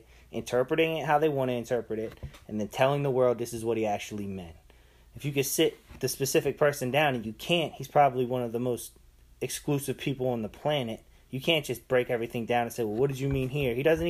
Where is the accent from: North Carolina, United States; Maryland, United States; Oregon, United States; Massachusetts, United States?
Maryland, United States; Baltimore; I'm from Baltimore.